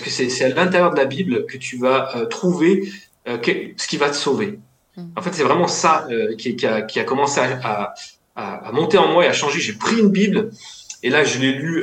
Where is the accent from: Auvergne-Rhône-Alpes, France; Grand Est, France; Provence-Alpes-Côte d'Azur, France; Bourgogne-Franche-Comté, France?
Auvergne-Rhône-Alpes, France; Lyon; je viens de Lyon